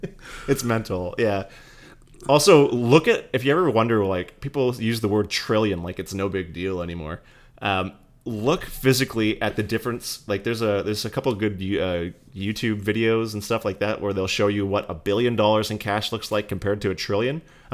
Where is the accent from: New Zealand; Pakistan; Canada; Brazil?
Canada; Fort McMurray, Alberta; I came from Fort McMurray, and maybe if you're Canadian, you might remember this